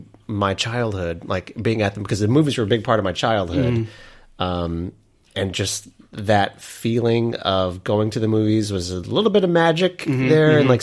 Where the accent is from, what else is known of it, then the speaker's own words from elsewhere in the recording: Altus, Oklahoma, United States; The movie theater from my hometown of Altus, Oklahoma